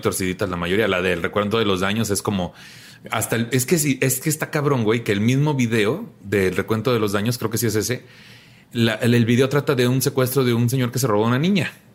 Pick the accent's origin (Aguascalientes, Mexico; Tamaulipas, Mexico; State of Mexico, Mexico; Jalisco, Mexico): Tamaulipas, Mexico; Tampico; en mi tierra, en Tampico, también todos nos conocemos